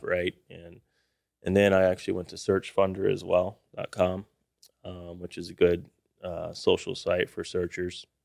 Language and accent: English; Austin, Texas, United States; Grew up in Austin, Texas